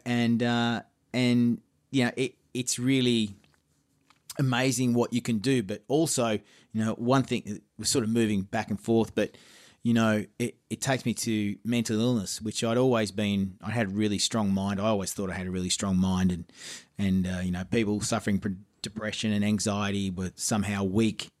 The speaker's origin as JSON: {"language": "English", "town": "Geelong", "region": "Victoria", "country": "Australia", "tie": "born or raised there", "said": "my hometown of Geelong."}